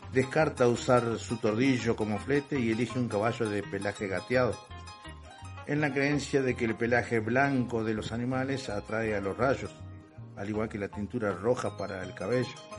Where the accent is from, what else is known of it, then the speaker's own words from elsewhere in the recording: Sauce de Luna, Entre Ríos, Argentina; also born or lived in Salta; Conozco bien la zona porque soy de ahí, de Sauce de Luna